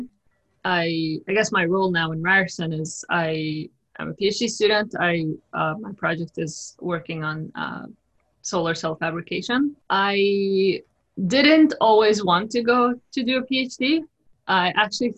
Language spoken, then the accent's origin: English; Jordan; moved away; also born or lived in Toronto, Canada; I was born and raised in Jordan